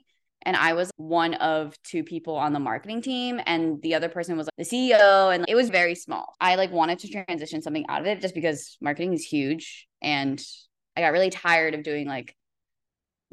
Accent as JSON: {"language": "English", "town": "Metuchen", "region": "New Jersey", "country": "United States", "tie": "born or raised there", "also_born_or_lived": "Edison, New Jersey", "moved": "as an adult", "lives_now": "Los Angeles, United States", "said": "I grew up in Metuchen. I was born in Edison and then I moved to Metuchen"}